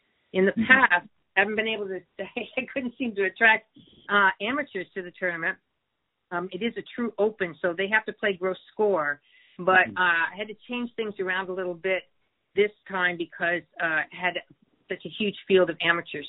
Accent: Seattle, Washington, United States; I grew up here. I went to Blanchett High School and I graduated from the University of Washington

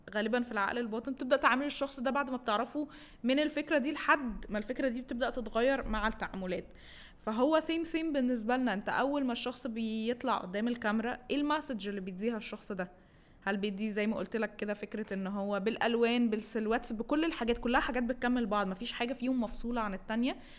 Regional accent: Egypt; احنا عندنا في مصر

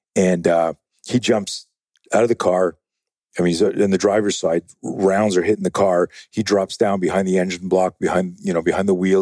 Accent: Canada; now in United States; I'm used to be uh, uh, Canadian.

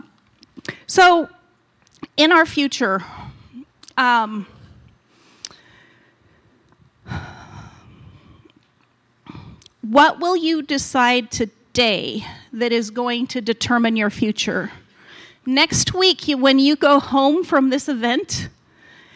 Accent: Utah, United States; moved away as an adult; also born or lived in California / Missouri / Colorado; I grew up in Utah

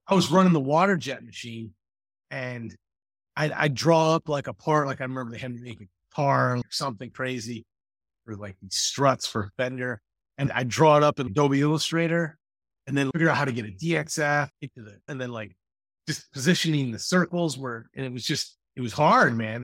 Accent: Mendota, Illinois, United States; I grew up in, uh, Mendota, Illinois

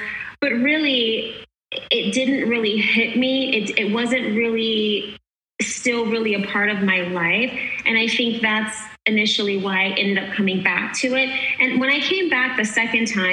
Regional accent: Los Angeles, California, United States; I'm from Los Angeles, California

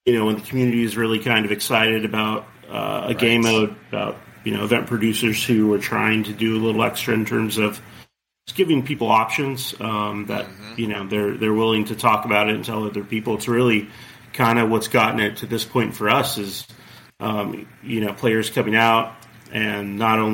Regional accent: Corona, California, United States; I grew up in Corona, which is right next to Chino

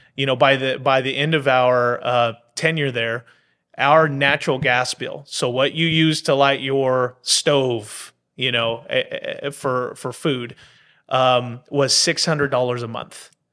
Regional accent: Bakersfield, California, United States; moved away as an adult; now in Pendleton, United States; my hometown

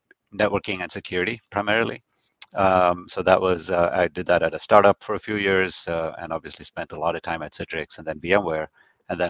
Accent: India; moved away; growing up in India, there's definitely more formality that I was used

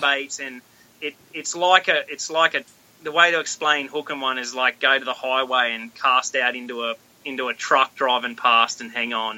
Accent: Australia; moved away as an adult; also born or lived in Oklahoma; now in United States; born and bred in Australia. I lived in Australia my whole life until I was twenty six

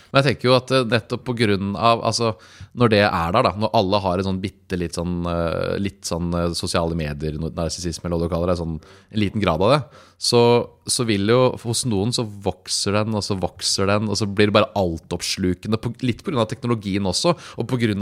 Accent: Lier, Buskerud, Norway; jeg kommer fra Lier

